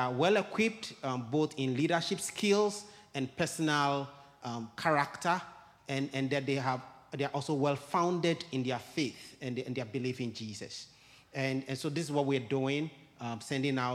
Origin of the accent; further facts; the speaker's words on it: Ghana; moved away as an adult; also born or lived in Guinea; I was born and raised in Ghana